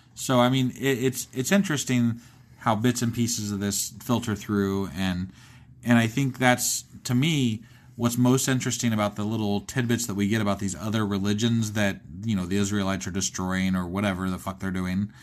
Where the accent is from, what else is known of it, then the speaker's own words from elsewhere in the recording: Ohio, United States; I'm from Ohio